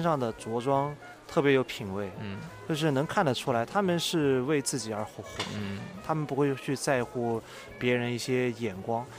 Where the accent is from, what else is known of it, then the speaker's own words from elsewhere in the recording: Nanjing, Jiangsu, China; moved away as an adult; also born or lived in Beijing / Macau; 作为一个南京人嗯。地地道道的嗯。我家是城南的啊。地地道道的